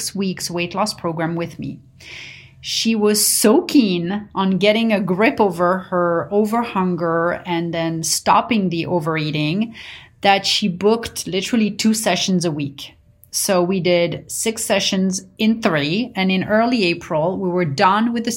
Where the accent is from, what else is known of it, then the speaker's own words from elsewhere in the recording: Paris, Île-de-France, France; now in United States; growing up in Paris